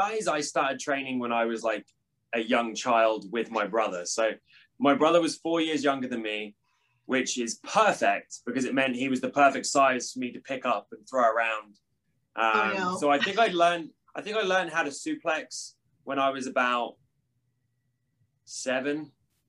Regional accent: East of England, United Kingdom; So I was born in Galston, which is in Norfolk, which I just tell everyone Norwich, because that's the closest like city to where I'm from. I'm from like a small like seaside beach town

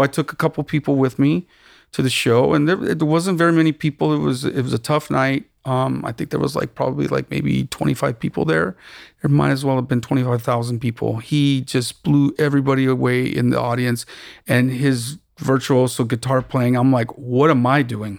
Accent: Tucson, Arizona, United States; moved away as an adult; also born or lived in Austin / New York; now in Los Angeles, United States; I'm originally from Tucson, Arizona, born and raised

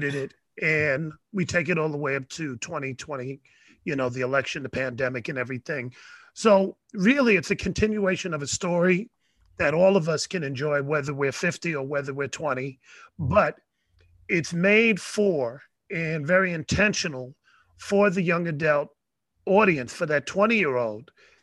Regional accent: New York City, New York, United States; I grew up in the Bronx

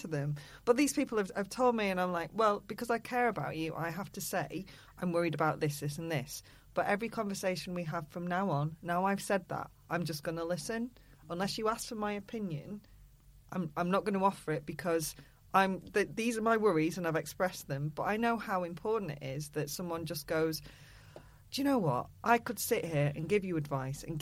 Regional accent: United Kingdom; I'm going to call it a whinge because I'm British

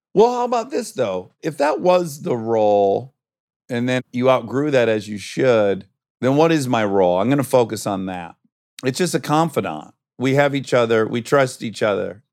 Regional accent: Michigan, United States; moved away; we're both from Michigan.

